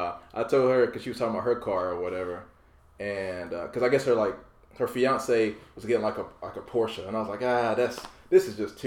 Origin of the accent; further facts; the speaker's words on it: Goldsboro, North Carolina, United States; my hometown, like, area code. I'm like, wait a minute, you guys aren't there in Goldsboro.